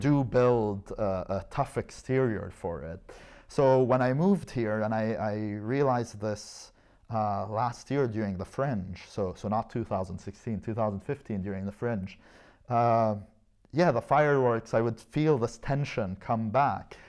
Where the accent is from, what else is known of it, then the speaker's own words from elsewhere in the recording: Lebanon; first language Arabic; English is a second language; moved away as an adult; also born or lived in Canada; now in Edinburgh, United Kingdom; I was born in Canada but raised in Lebanon. Uh, I only moved to Edinburgh in two thousand fourteen.